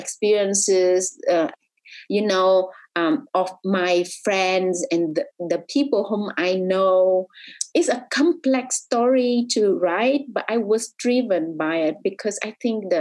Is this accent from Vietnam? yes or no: yes; Vietnam; as a girl growing up in Vietnam